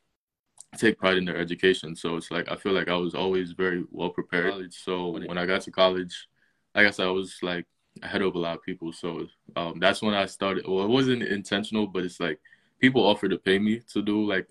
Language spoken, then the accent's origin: English; New York City, New York, United States; also born or lived in Queens, New York; I'm originally from Brooklyn. Actually, I'm in Queens now, but I'm originally from Brooklyn. I lived in Brooklyn up until I was 17